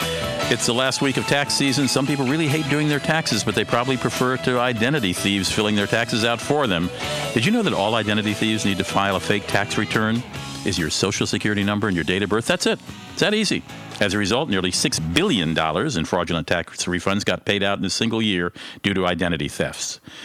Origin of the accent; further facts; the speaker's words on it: Germany; As Americans, of course, the fact that I grew up in Germany, can't pronounce French, never helps.